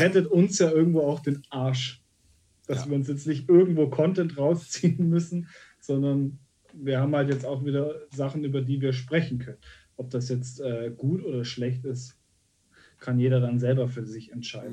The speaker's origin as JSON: {"language": "German", "town": "Munich", "region": "Bavaria", "country": "Germany", "tie": "born or raised there", "said": "ich als, als gebürtiger Münchner"}